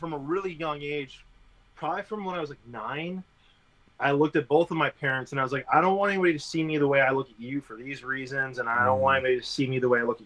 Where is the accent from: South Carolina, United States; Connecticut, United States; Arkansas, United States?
Connecticut, United States; now in Austin, United States; I grew up in Connecticut